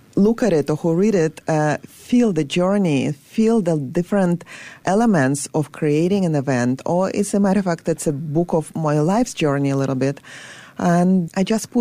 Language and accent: English; Saint Petersburg, Russia; moved away; I was born in Leningrad, in St. Petersburg now